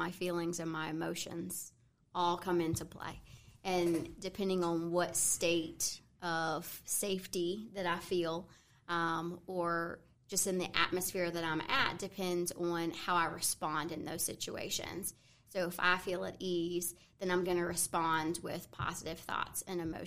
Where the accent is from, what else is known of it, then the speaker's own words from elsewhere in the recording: Shenandoah Valley, Virginia, United States; also born or lived in Morgantown, West Virginia; born and raised in the Shenandoah Valley, and except for the 2 years, I went to grad school in Morgantown, West Virginia, but have lived here in the Valley my entire life